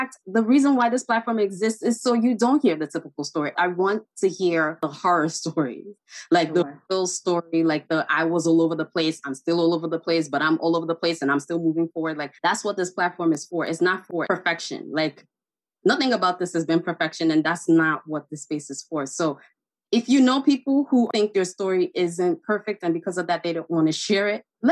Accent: Enugu, Enugu State, Nigeria; now in New York, United States; I'm from Enugu, Nigeria, and people from Enugu, they call them Wawa people. They call us Wawa people.

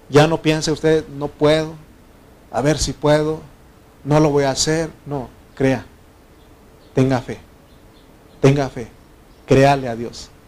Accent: Oaxaca, Mexico; moved away; No sabes por qué me vine de Oaxaca, yo era el problema. Y yo aquí sigo siendo el problema aquí.

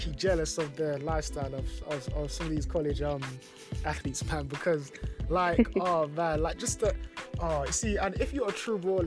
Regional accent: London, United Kingdom; growing up in London, it was pretty much football

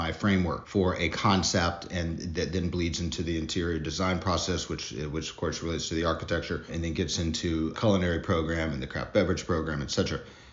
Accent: Mississippi, United States; moved away as an adult; also born or lived in Germany / Denver, Colorado / Nashville / Austin; now in New Orleans, United States; I'm from Mississippi originally, so lived my childhood there, but I spent a lot of my adult life in Denver, Colorado

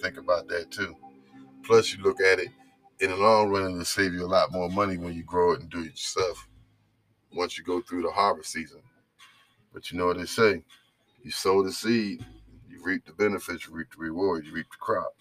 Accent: New Jersey, United States; now in North Carolina, United States; I'm from New Jersey

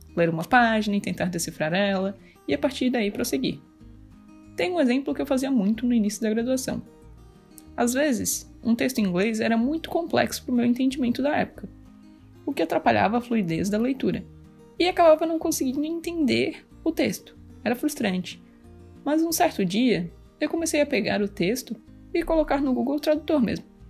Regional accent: Greater Florianópolis, Santa Catarina, Brazil; eu sou de Grande Florianópolis, em Santa Catarina

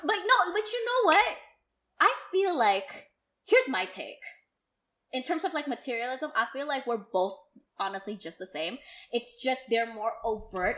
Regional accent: Jakarta, Indonesia; I grew up in Pandakinda

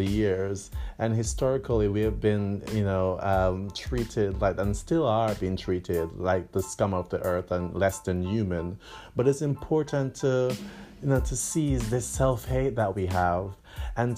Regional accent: Jamaica; moved away; born and, you know, spent much of my childhood in the Caribbean, in Jamaica

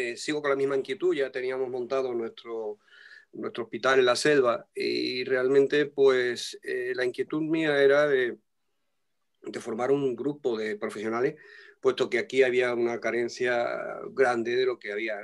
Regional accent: Tangier, Tanger-Tetouan-Al Hoceima, Morocco; moved away; yo nací en Tánger, en Marruecos, en África.

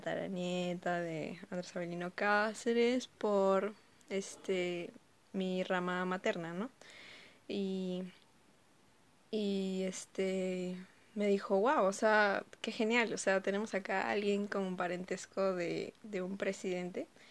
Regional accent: Ayacucho, Peru; soy de Ayacucho y mi apellido es de ahí

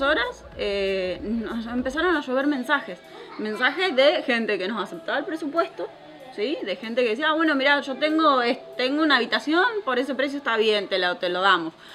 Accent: Argentina; moved away; nosotros somos una familia argentina

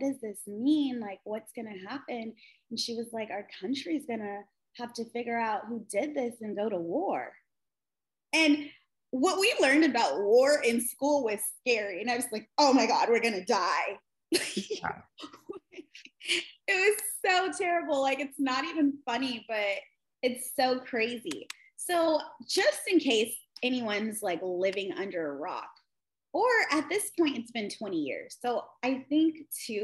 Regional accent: West Coast, United States; I grew up on the West Coast. We grew up on the West Coast.

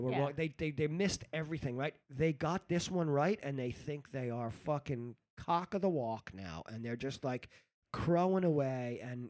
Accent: New York City, New York, United States; moved away; also born or lived in Spain; when I grew up in New York City.

